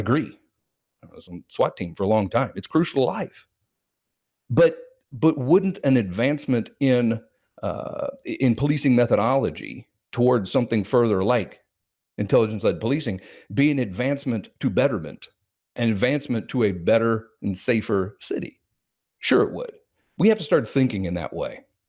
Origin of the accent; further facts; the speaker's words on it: Kansas City, Missouri, United States; I was born and raised in Kansas City, Missouri